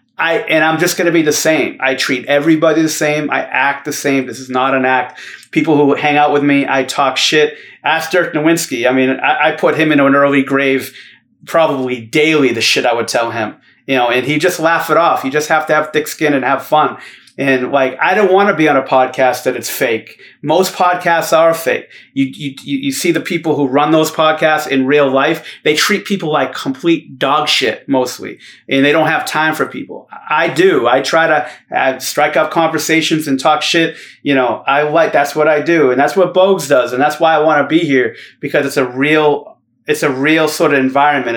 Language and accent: English; Boston, Massachusetts, United States; moved away; also born or lived in Dallas; the guys I grew up with in Boston